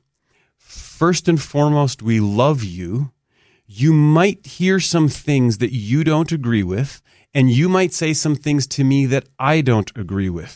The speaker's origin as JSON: {"language": "English", "country": "Canada", "tie": "born or raised there", "moved": "yes", "lives_now": "United States", "said": "I was a Canadian, born and raised in Canada, moved to the U.S. many, many, many years ago, became an American citizen"}